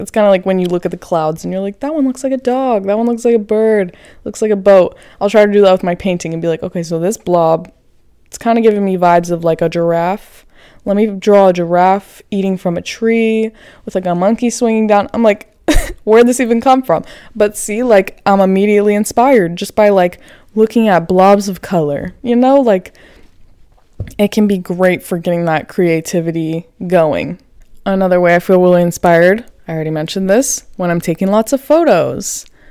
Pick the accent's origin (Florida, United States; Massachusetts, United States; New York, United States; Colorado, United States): Florida, United States; now in Los Angeles, United States; I'm from Florida. I grew up right next to a beach